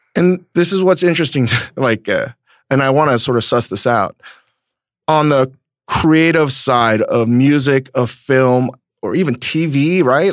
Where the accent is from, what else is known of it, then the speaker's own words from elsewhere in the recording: United States; the environment that I grew up in in America with parents that were trying to figure out the immigrant experience